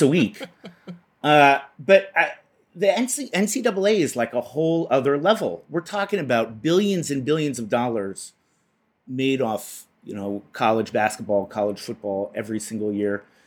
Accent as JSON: {"language": "English", "town": "Boston", "region": "Massachusetts", "country": "United States", "said": "where I come from, Boston"}